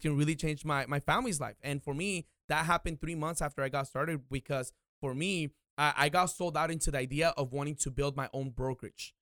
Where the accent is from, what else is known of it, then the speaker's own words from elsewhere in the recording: Oxnard, California, United States; I was born and raised here in Oxnard